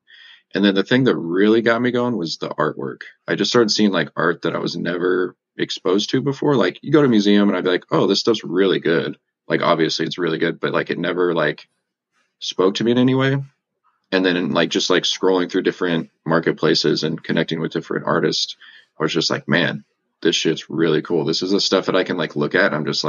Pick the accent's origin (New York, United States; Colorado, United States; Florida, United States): Colorado, United States; also born or lived in Texas; I mean, I'm from Colorado, really. I was born in Texas, but I've kind of moved a lot in my life.